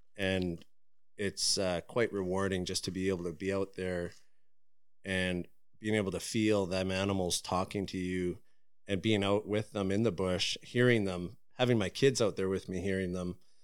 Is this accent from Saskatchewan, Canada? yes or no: no; Prince George, British Columbia, Canada; born and raised in Prince George